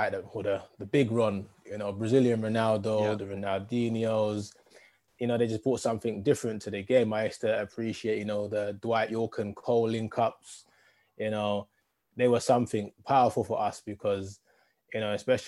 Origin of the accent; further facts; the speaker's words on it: London, United Kingdom; also born or lived in Edmonton, London / Wood Green, London; born in North London and spent a lot of time in Edmonton early parts